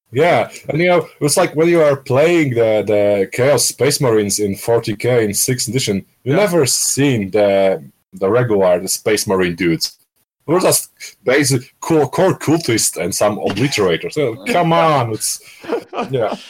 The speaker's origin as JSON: {"language": "English", "town": "Skierniewice", "region": "Łódź Voivodeship", "country": "Poland", "tie": "born or raised there", "moved": "as an adult", "lives_now": "Warsaw, Poland", "said": "from my hometown from Skierniewice"}